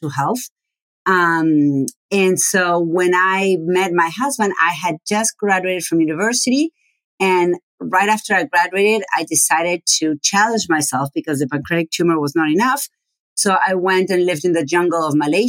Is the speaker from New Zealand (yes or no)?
no; Argentina; first language Spanish; English is a second language; moved away as an adult; also born or lived in Buenos Aires; now in United States; I am from Argentina, and my first language is Spanish. I grew up, was born and raised until 25 years old.